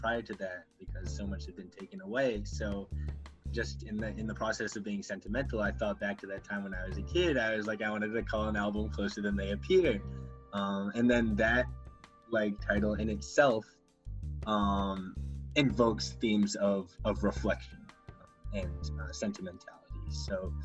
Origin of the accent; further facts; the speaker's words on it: Gloucester, Massachusetts, United States; I am from Gloucester, Massachusetts, about 45 minutes north of Boston